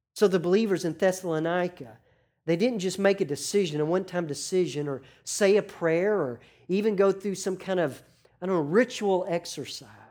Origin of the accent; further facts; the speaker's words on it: Arkansas, United States; growing up in Arkansas with professional sports, you have a disadvantage because we have no professional teams